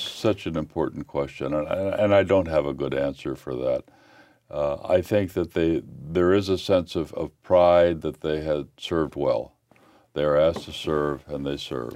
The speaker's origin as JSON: {"language": "English", "region": "Illinois", "country": "United States", "tie": "born or raised there", "said": "I'd grown up in Glen, Illinois, an old mining town"}